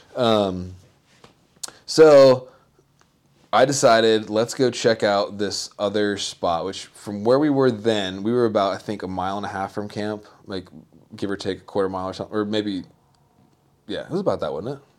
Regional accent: the South, United States; I'm from the South

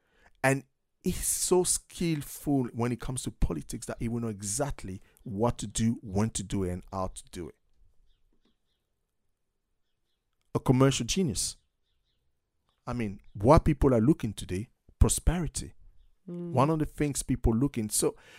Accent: United States; So, you know, I'm American.

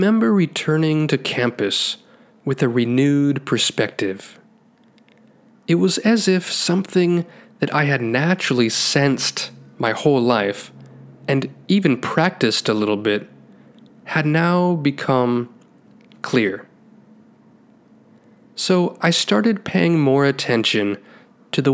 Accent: Taiwan; Growing up in Taiwan

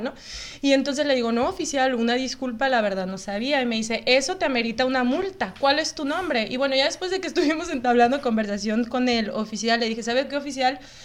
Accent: Mexico; moved away as an adult; now in Canada; somos de México, venimos llegando, tenemos una semana aquí

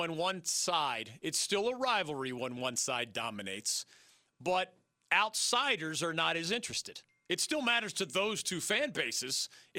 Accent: Philadelphia, Pennsylvania, United States; Growing up in Philly, you know what?

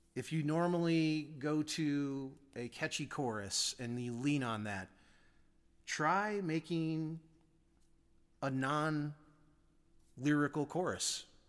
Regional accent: United States; my humbling 50 years as an American

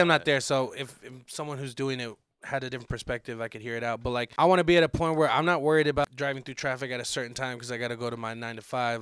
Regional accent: Arizona, United States; also born or lived in Santa Monica, California; I claim Arizona is where I grew up. I was born out in Santa Monica, okay, and like yeah. I, I, moved out here when I was like six

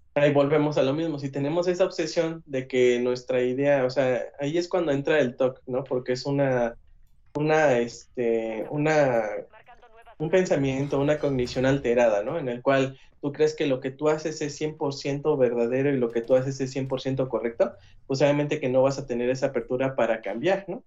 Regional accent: Mexico; nosotros como sociedad mexicana

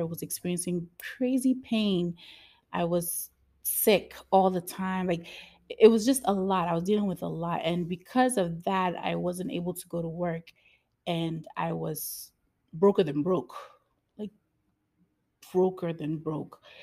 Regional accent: United States; I'm an American baby

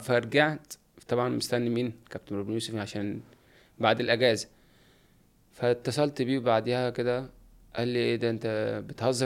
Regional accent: Sanafir, Qalyub district, Qalyubia, Egypt; أنا من صنافير مركز أليوب

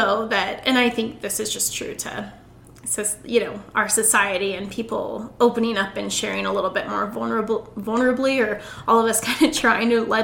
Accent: Casper, Wyoming, United States; moved away as an adult; also born or lived in Denver; I'm single and I'm 29 and I'm moving back to my hometown

